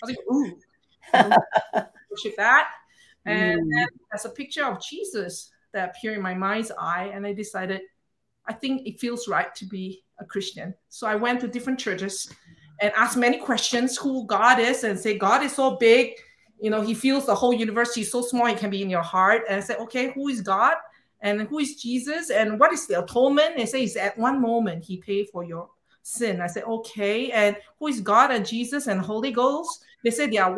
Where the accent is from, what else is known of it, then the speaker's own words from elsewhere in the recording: Singapore; moved away; I was born and raised in Singapore